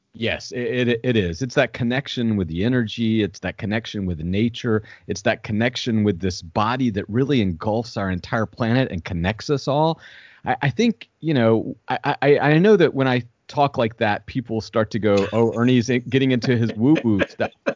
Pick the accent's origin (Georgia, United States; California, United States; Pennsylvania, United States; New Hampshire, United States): Georgia, United States; Southwest; I grew up in Southwest Georgia, a hundred and seventy-two miles from the ocean.